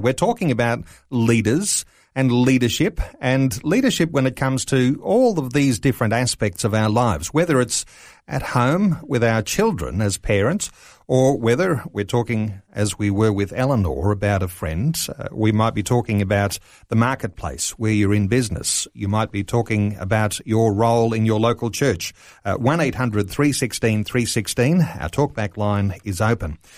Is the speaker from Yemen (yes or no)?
no; Australia; our culture here in Australia